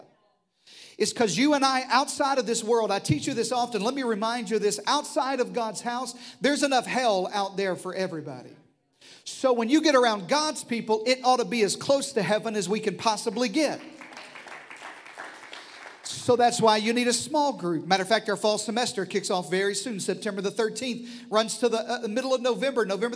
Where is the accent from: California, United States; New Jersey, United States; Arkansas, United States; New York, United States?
Arkansas, United States; the Delta, eastern; moved away; I grew up in the Delta, the eastern side of Arkansas